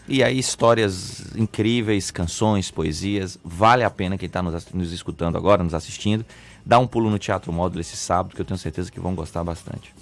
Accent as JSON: {"language": "Portuguese", "town": "Guanambi", "region": "Bahia", "country": "Brazil", "tie": "born or raised there", "moved": "yes", "said": "o menino lá de Guanambi. Eu brinco no espetáculo, nascido e criado na, no sítio Lagoa dos Patos"}